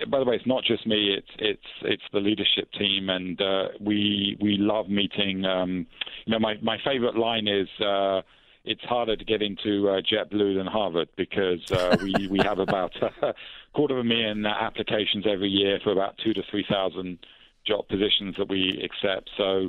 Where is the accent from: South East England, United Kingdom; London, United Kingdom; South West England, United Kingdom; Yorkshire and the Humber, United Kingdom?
London, United Kingdom